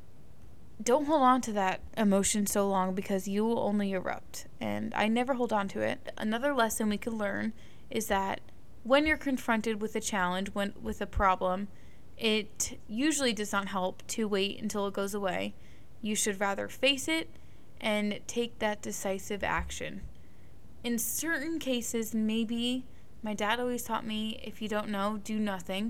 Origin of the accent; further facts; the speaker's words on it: Northeast, United States; I grew up in the Northeast